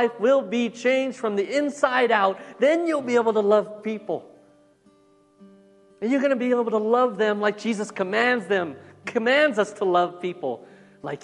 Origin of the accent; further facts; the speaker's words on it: United States; I am American